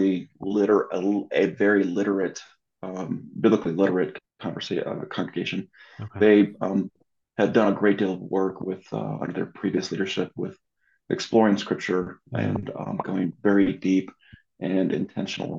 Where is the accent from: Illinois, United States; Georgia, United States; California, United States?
California, United States; Southern; moved away as an adult; also born or lived in San Diego, California / Orange County, California; now in Denver, United States; I'm originally from Southern California